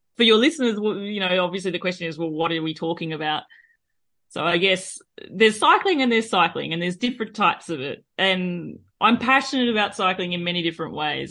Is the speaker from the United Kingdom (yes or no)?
no; Australia; accent: Australian; moved away as an adult; now in France; both my husband and myself were born and raised in Australia